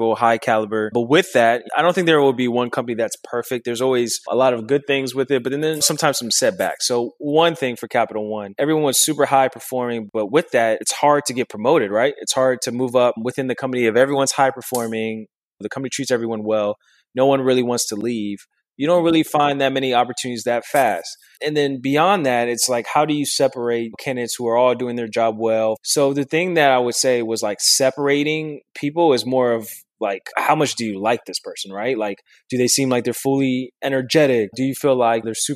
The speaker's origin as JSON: {"language": "English", "town": "Washington", "region": "District of Columbia", "country": "United States", "tie": "born or raised there", "also_born_or_lived": "Prince George's County, Maryland / Alexandria, Virginia", "moved": "yes", "said": "most of my time I was raised in Northeast D.C., but also spent some time in Washington, Maryland, which is PG County, and then Alexandria, Virginia."}